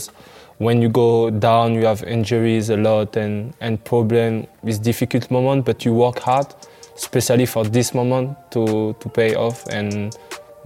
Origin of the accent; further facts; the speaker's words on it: outside of Paris, Île-de-France, France; I grew up outside of Paris in the suburb.